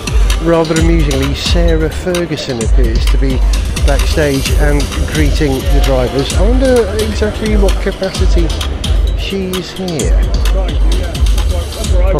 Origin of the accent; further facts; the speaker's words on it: Wales, United Kingdom; I'm a Welshman.